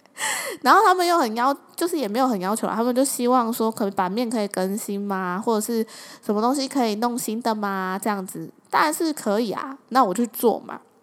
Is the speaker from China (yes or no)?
no; southern Taiwan, Taiwan; moved away; 就回南部嘛。那回南部老家住一段时间